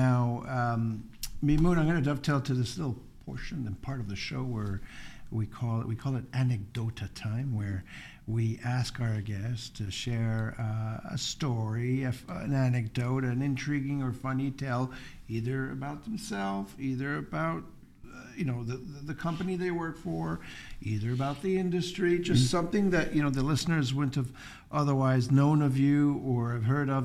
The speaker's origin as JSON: {"language": "English", "country": "Canada", "said": "I just became a UK national after obviously being Canadian all my life."}